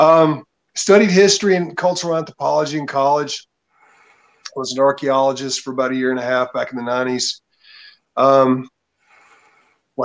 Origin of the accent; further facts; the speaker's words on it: Tennessee, United States; I'm from Tennessee. Pretty much grew up on a farm